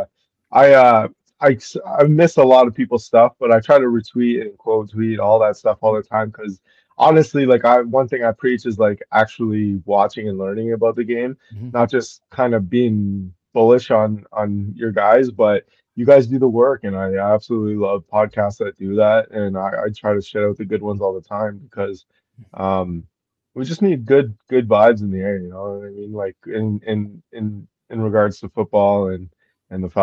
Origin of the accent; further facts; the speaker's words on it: Canada; being Canadian